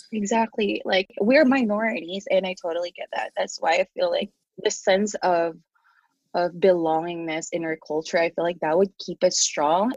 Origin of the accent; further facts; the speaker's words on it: Philippines; English is a second language; now in United States; the people that I grew up with, especially in the Philippines